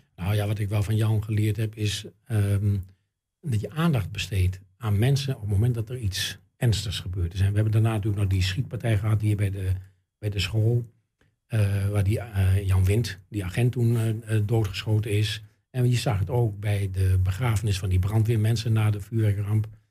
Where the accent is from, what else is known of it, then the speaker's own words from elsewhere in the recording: Enschede, Overijssel, Netherlands; ik ben natuurlijk geboren in Enschede en getogen in Enschede